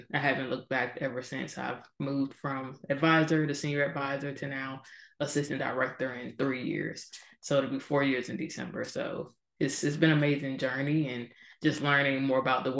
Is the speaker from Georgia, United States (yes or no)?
yes; Georgia, United States; moved away as an adult; also born or lived in California; I'm from Georgia. So first time ever living outside of the state of Georgia